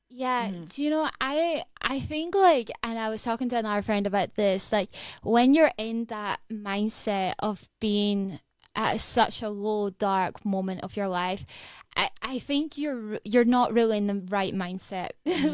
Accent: Edinburgh, Scotland, United Kingdom; I am from Edinburgh, so I'm from here

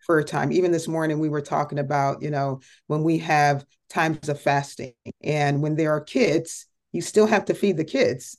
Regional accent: Connecticut, United States; moved away as an adult; now in Dallas-Fort Worth, United States; I originally was born and raised in Connecticut, so I am a Yankee

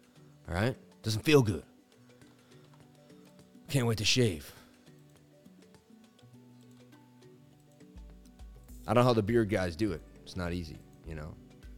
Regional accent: Queens, New York, United States; I grew up in Queens, you know, it is what it is, and I buy every real estate.

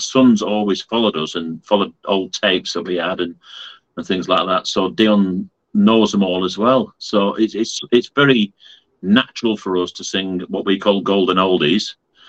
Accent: Fleetwood, North West England, United Kingdom; We're from Fleetwood in Lancashire. It's a county which is up north.

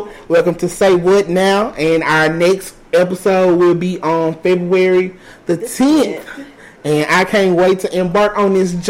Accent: Jackson, Mississippi, United States; like I said. I'm from Jackson.

